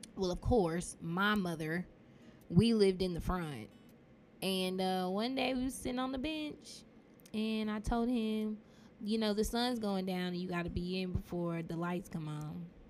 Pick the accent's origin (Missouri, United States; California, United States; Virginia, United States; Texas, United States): Texas, United States; Dallas; Dallas, Texas, at St. Paul Hospital, which is now UT Southwestern.